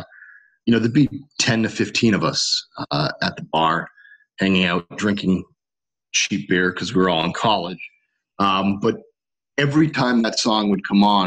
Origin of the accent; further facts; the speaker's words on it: Connecticut, United States; there was a divey bar by the beach where we grew up in Connecticut